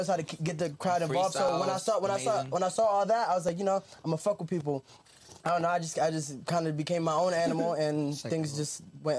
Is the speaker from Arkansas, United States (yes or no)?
no; New Jersey, United States; moved away as an adult; now in Las Vegas, United States; I'm from Jersey.